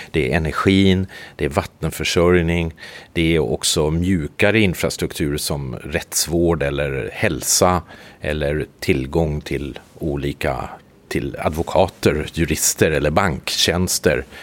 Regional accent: Sweden; now in Kökar, Finland; Min fru är från Kökar. Jag är ursprungligen svensk. Men vi flyttade till Kökar för 15 år sedan.

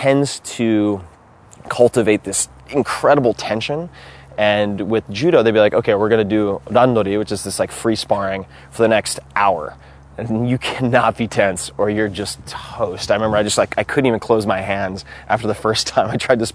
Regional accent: Long Island, New York, United States; I grew up on Long Island

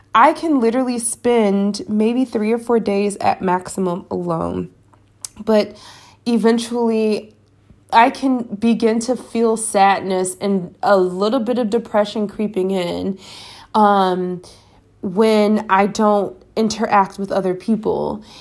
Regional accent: United States; moved away as an adult; now in Spain; as an American

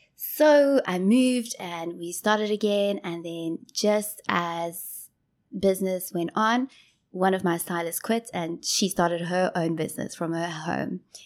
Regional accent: Johannesburg, Gauteng, South Africa; moved away as an adult; also born or lived in Durban, South Africa / Ballito, South Africa; now in Ho Chi Minh City, Vietnam; So, I grew up in Joburg

